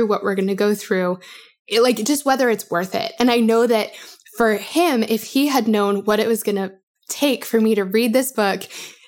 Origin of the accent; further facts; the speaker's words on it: Denver, Colorado, United States; now in Nashville, United States; I am from Denver, as you guys have probably heard me say, but I live in Nashville.